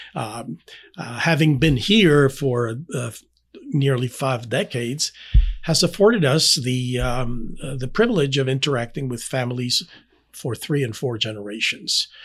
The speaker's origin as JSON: {"language": "English", "country": "Panama", "tie": "born or raised there", "second_language": "English", "moved": "as an adult", "lives_now": "Indianapolis, United States", "said": "I was born and raised in Panama."}